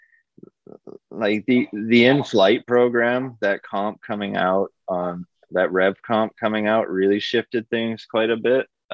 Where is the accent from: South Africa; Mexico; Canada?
Canada; Vancouver, British Columbia; we're from Vancouver, we're from the west side of Vancouver